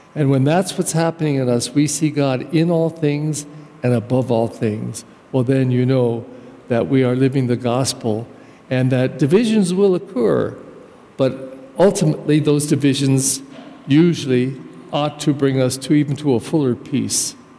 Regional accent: United States; I actually come from a German culture, but I'm American

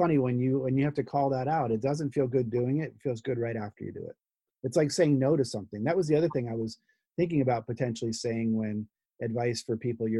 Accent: New Jersey, United States; part of me is Jersey, you know, I'm from New Jersey, and I kind of say what I think.

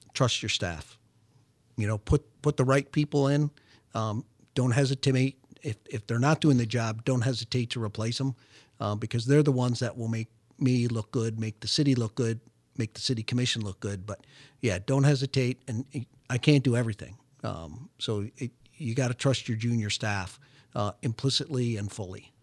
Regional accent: Detroit, Michigan, United States; moved away as an adult; I was born and raised, uh, in metropolitan Detroit, lived my, most of my life there

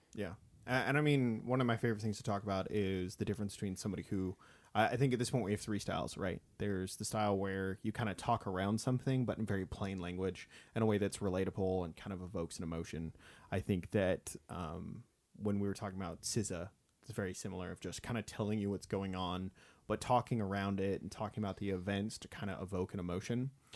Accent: Bakersfield, California, United States; my hometown of Bakersfield

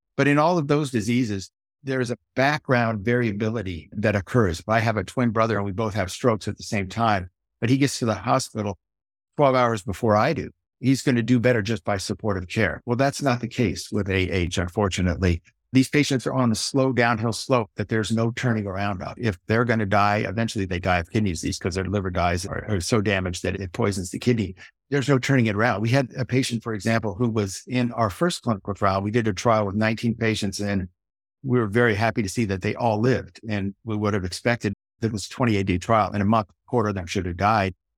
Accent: Silicon Valley, California, United States; grew up here in Silicon Valley

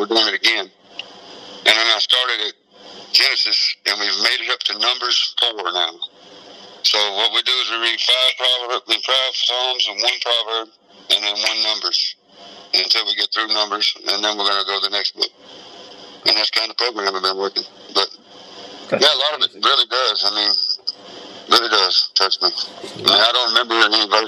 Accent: Texas, United States; also born or lived in Wichita, Kansas / Kentucky / Ohio / Indiana; now in Pennsylvania, United States; I was born and raised in Texas

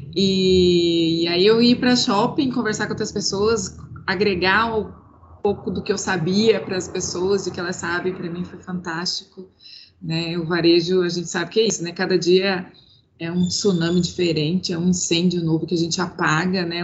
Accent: Cuiabá, Mato Grosso, Brazil; eu sou cuiabana, eu moro em Cuiabá

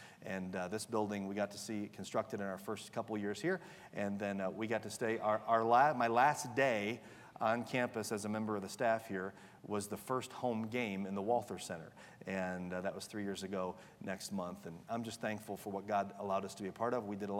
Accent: Michigan, United States; This is certainly like home for me. My wife and I were both born and raised in Michigan.

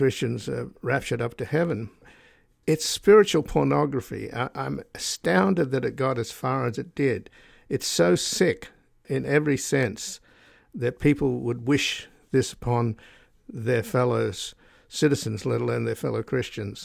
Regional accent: Australia; now in United States; I was born in Australia, so I'm a descendant from convicts

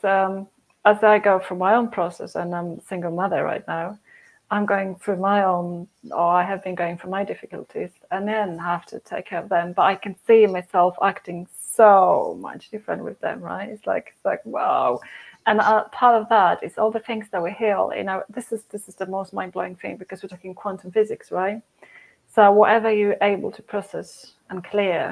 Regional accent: Poland; moved away; I'm from Poland, Catholic Church, communist

